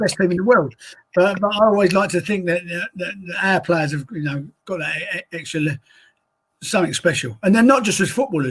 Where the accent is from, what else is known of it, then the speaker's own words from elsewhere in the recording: Woolwich, London, United Kingdom; Not because he comes from my hometown of Woolwich, just because I think Grady's an exceptional talent.